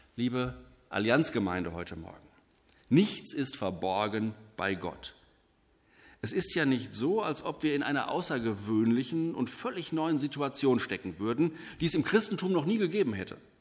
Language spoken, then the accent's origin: German; Germany; hier bei uns in Deutschland